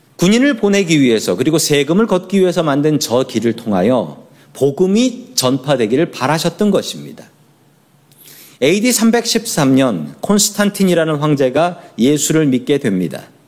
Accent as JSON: {"language": "Korean", "country": "South Korea", "said": "우리들은 한국 사람으로 태어났습니다"}